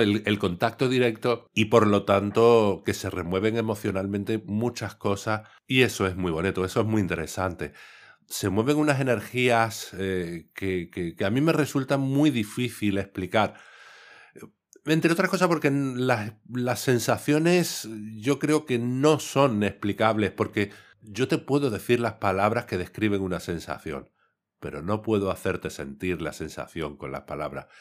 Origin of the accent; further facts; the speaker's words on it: Cádiz, Andalusia, Spain; yo soy de Cádiz